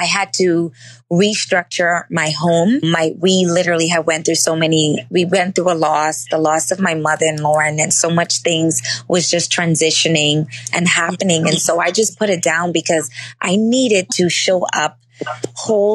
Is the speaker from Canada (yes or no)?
no; Bahamas; I literally live 2 minutes away from the beach. I'm from the Bahamas.